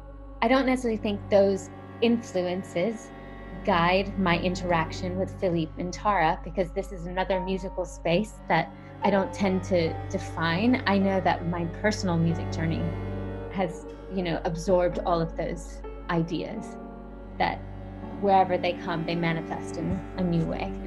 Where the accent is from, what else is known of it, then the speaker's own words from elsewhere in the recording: Memphis, Tennessee, United States; moved away; also born or lived in India; I grew up in Memphis in Tennessee